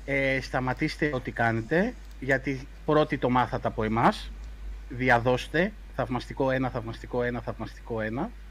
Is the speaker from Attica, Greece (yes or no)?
no; Rhodes, South Aegean, Greece; Είμαι από Ρόδο